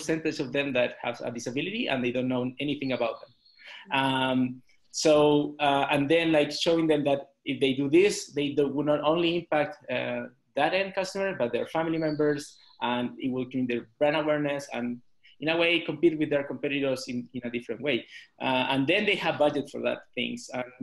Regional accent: Chile; now in Mexico City, Mexico; I'm from Chile

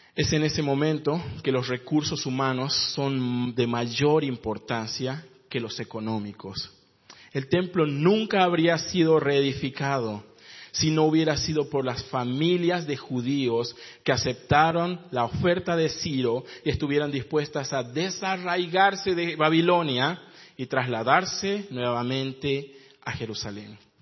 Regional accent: San Pedro de Jujuy, Jujuy, Argentina; moved away as an adult; also born or lived in Iquique, Chile; now in Santiago, Chile; soy de San Pedro de Jujuy

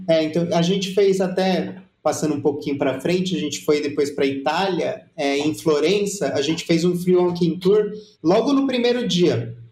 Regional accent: São Paulo, Brazil; a gente vem de São Paulo

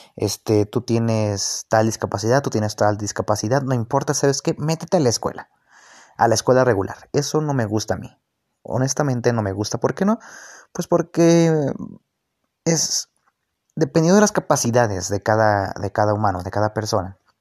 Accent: Mexico; soy mexicano

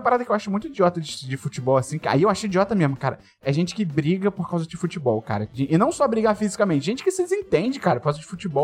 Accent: Rio de Janeiro, Brazil; eu fiz escolinha quando era criança, fiz aí no B-Bola

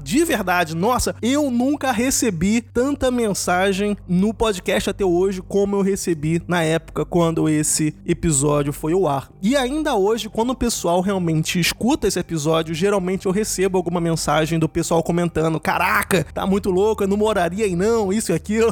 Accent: Rio de Janeiro, Brazil; moved away; Eu sou do Rio

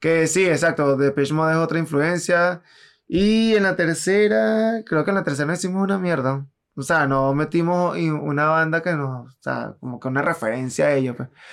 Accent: Venezuela; somos venezolanos, segundo porque vivimos en Latinoamérica

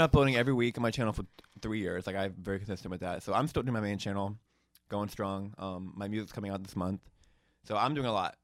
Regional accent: Hoover, Alabama, United States; moved away as an adult; I grew up in Alabama

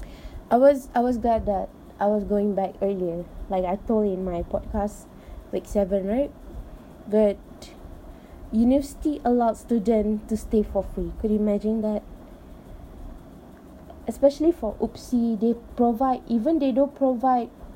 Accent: Malaysia; I am so proud of being Malaysian

